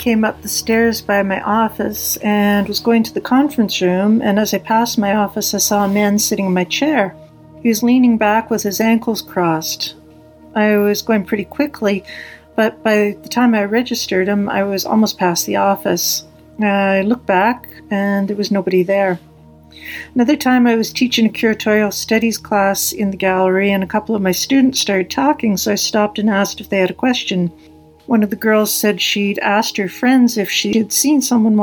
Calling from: Vancouver, British Columbia, Canada; also born or lived in Montreal; I'm calling from Vancouver, Canada.

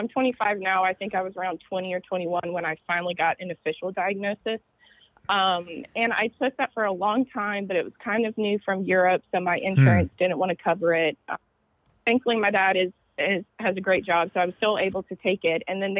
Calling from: Charleston, South Carolina, United States; So I'm calling from Charleston, South Carolina today

